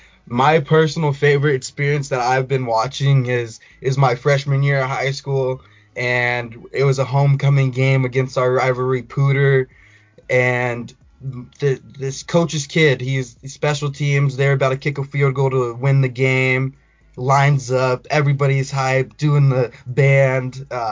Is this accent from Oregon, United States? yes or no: no; Colorado, United States; also born or lived in Houston, Texas; I was born in Texas, raised in Colorado. I go to Rocky Mountain High School, class of 2021.